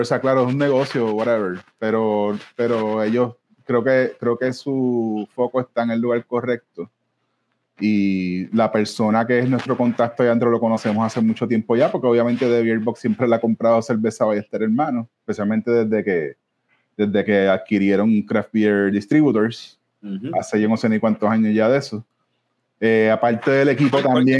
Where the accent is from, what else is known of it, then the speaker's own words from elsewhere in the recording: Ponce, Puerto Rico; moved away; yo también soy de Ponce originalmente, aunque no viva ya hace tanto, mucho tiempo ya.